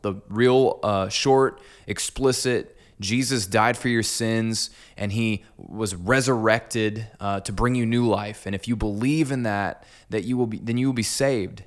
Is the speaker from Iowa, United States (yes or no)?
yes; Clinton, Iowa, United States; moved away as an adult; also born or lived in Des Moines, Iowa / Cedar Falls, Iowa; I'm actually from Clinton. So, I went to Clinton High and grew up in this town